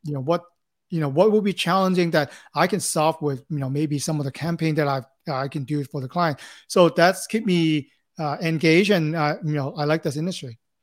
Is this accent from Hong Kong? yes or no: yes; Hong Kong; now in Los Angeles, United States; born and raised in Hong Kong, uh, came to Los Angeles here in nineteen